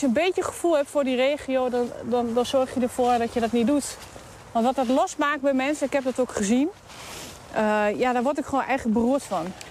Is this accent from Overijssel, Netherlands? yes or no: yes; Hengelo, Overijssel, Netherlands; geboren en getogen in Hengelo